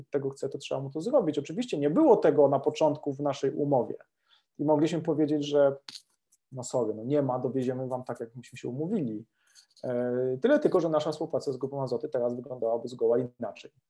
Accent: Lesser Poland, Poland; Jeszcze jak jesteśmy z Małopolski, to, to, to, to, to się, no, no nie dało się inaczej

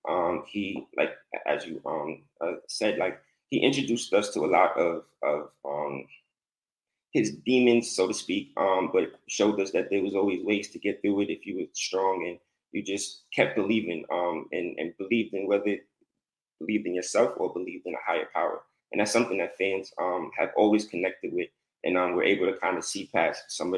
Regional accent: New York, United States; Well, first, I'm from New York

